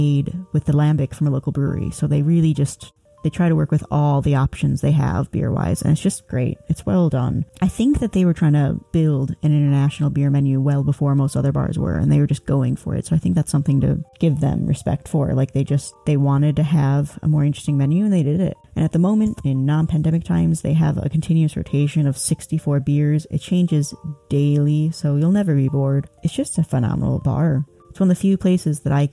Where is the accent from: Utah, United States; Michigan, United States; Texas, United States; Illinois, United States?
Illinois, United States; moved away; I am from Illinois originally